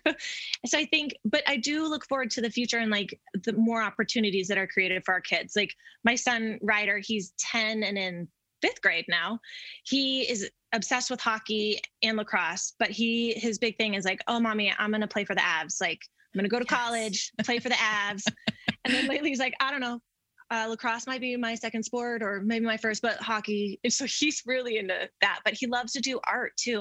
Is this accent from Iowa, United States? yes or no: no; Denver, Colorado, United States; I grew up in Denver and never left.